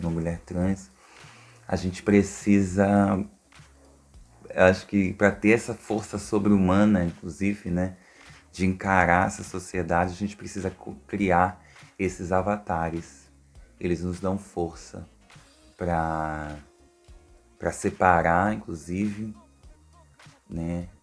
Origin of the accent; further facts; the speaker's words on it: Duque de Caxias, Rio de Janeiro, Brazil; eu sou de Duque de Caxias